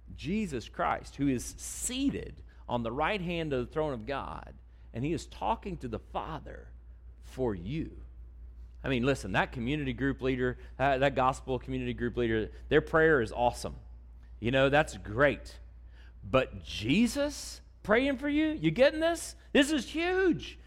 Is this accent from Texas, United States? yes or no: yes; Texas, United States; I'm from Texas